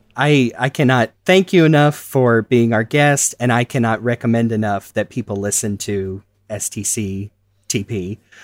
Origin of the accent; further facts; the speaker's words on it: United States; I am an American